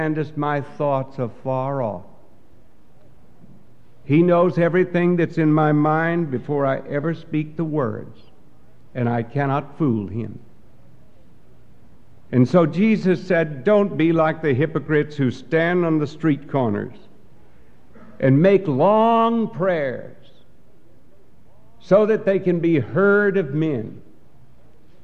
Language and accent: English; Texas, United States; the church that I grew up in Texas.